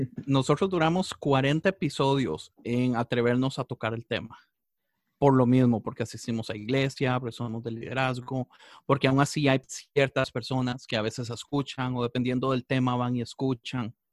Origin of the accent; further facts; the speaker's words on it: Costa Rica; moved away as an adult; now in Los Angeles, United States; Yo estoy en Los Ángeles, aunque soy de Costa Rica, vivo en Los Ángeles tal vez como desde hace dieciocho años